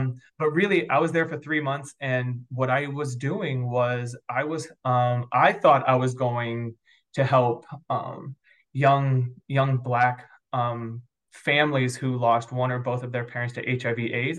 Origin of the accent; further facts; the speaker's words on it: New York, United States; now in St. Louis, United States; I grew up probably predominantly in the East Coast um, on the border of upstate New York and northern Pennsylvania. So if you guys know where Watkins Glen or Ithaca, New York is, that's kind of the counties that I got